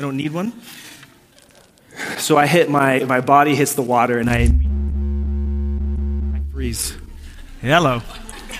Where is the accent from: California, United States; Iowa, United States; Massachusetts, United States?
California, United States; Laguna Niguel; also born or lived in Puerto Rico; I was born in Puerto Rico. I moved to Orange County when I was 8 or 9 years old, and I lived in this place called Laguna Niguel in South Orange County